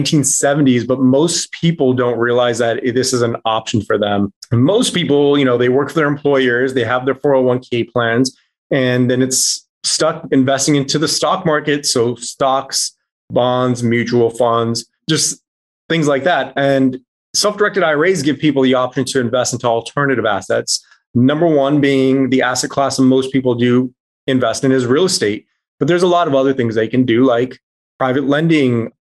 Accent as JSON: {"language": "English", "town": "El Paso", "region": "Texas", "country": "United States", "tie": "born or raised there", "said": "I grew up in El Paso, Texas"}